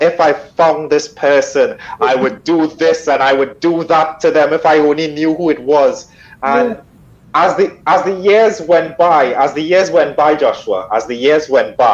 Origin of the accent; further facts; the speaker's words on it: Trinidad & Tobago; moved away; I'm originally from Trinidad in the Caribbean